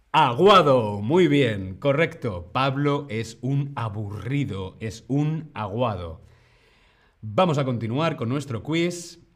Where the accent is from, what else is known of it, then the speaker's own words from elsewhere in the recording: Community of Madrid, Spain; En la región de Madrid, donde yo vengo, donde yo nací